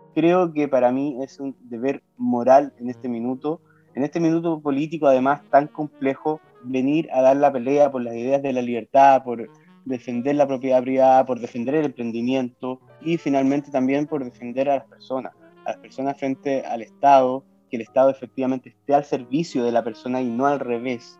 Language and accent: Spanish; Osorno, Los Lagos, Chile; also born or lived in Santiago; yo nací y me crié en Osorno